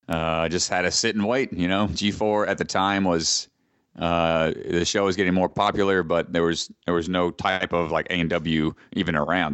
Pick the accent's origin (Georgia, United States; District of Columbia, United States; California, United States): Georgia, United States; Atlanta, my home state